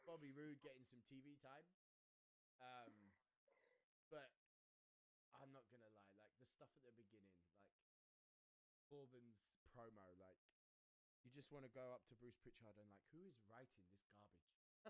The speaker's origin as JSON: {"language": "English", "country": "United Kingdom", "said": "as a Brit"}